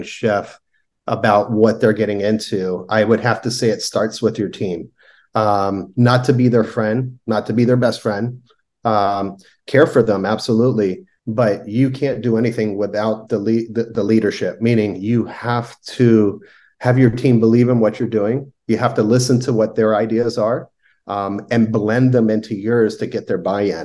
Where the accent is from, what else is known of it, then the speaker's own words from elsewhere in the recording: Miami, Florida, United States; moved away; I was born and raised in Miami.